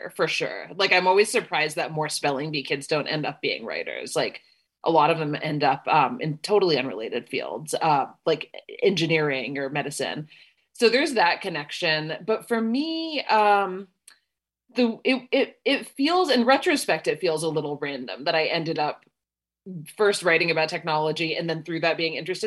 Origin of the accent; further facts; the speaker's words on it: Canada; moved away; also born or lived in United States / south of India (ancestry); a woman born in Canada, raised there and in the US